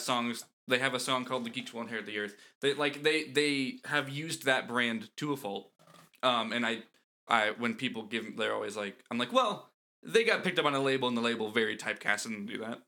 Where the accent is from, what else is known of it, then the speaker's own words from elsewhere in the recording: Central Florida, United States; moved away; I grew up in Florida